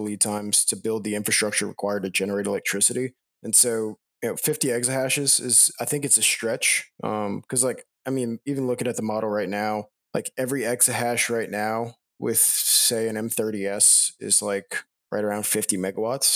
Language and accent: English; Louisiana, United States; I'm from Louisiana